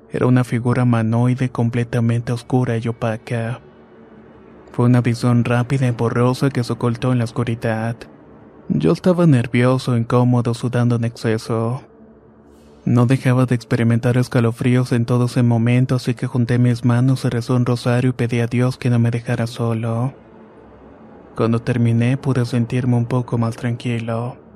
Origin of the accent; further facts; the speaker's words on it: Punta Arenas, Magallanes, Chile; Yo soy de Punta Arena, la doceava región.